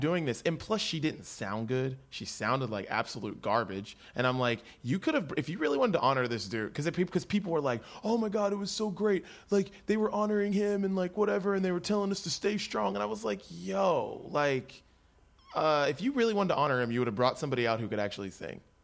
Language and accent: English; West Virginia, United States; I'm from West Virginia